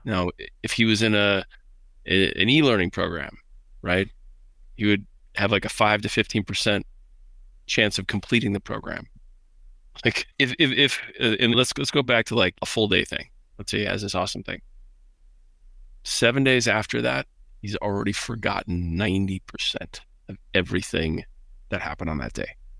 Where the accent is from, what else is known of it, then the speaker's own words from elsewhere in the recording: Midwest, United States; I was raised in the Midwest